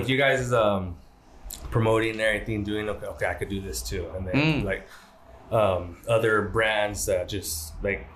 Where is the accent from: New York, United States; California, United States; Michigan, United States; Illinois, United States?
California, United States; Fullerton; also born or lived in Fountain Valley, California; Raised in Fullerton my whole life